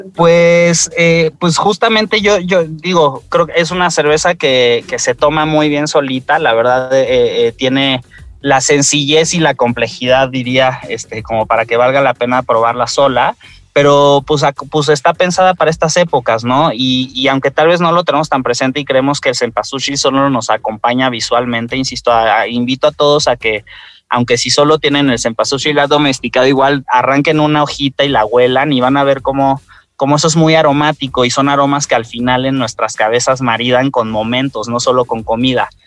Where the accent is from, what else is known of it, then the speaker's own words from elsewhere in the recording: Mexico; somos mexicanos